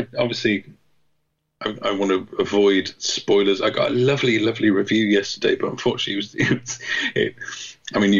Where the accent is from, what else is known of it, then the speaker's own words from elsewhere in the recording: England, United Kingdom; I'm English